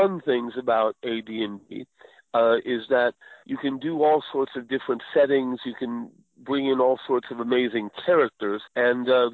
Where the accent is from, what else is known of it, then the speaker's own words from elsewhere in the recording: Montclair, New Jersey, United States; moved away as an adult; now in Phoenix, United States; I grew up in New Jersey, Montclair, New Jersey, though I'm living now in Phoenix, Arizona